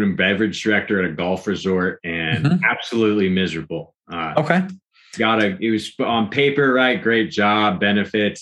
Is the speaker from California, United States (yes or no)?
yes; Pacific Grove, California, United States; I'm from Pacific Grove, California